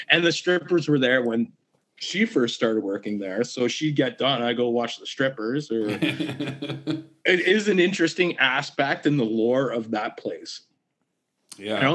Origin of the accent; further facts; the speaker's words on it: Kingston, Ontario, Canada; I'm from Kingston